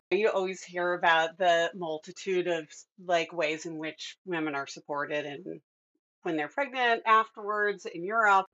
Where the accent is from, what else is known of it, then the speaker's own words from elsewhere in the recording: Midwest, United States; I'm a Midwesterner too